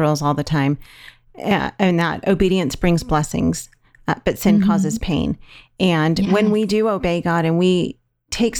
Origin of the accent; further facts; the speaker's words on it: California, United States; we're from California